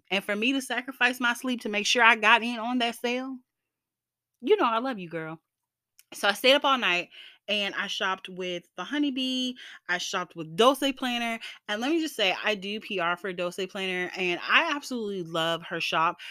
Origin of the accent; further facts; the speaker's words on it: the South, United States; I am Black and from the South